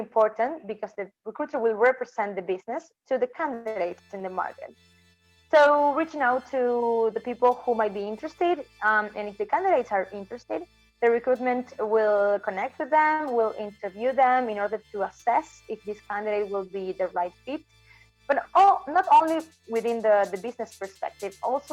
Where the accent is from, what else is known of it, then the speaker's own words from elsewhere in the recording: Argentina; also born or lived in New Zealand; I'm from Argentina